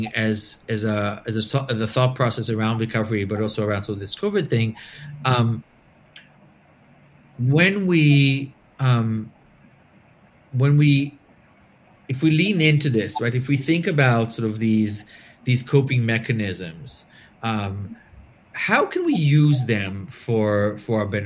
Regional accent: Belgium; moved away; I'm from Belgium originally

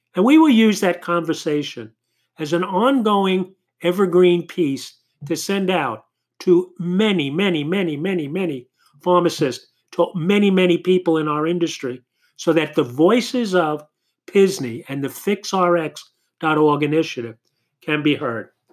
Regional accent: New York City, New York, United States; Howie was born and raised in Queens, New York, as I was

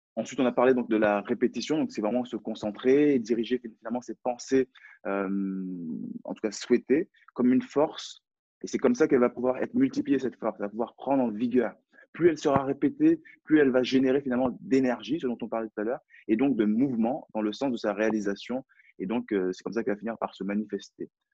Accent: France; accent: French; J'ai un, j'ai un French accent, donc j'ai un accent français.

